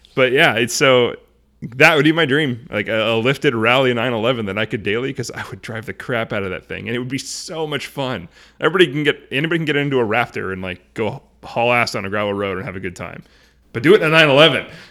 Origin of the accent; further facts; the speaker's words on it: Arlington, Washington, United States; I grew up in Arlington